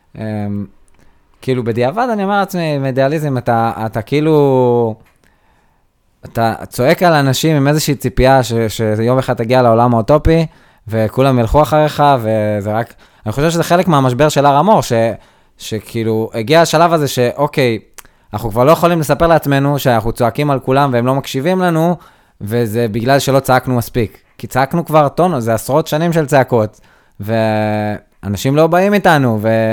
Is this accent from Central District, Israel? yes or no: no; Nir Galim, Southern District, Israel; כנער שגדל בניר גלים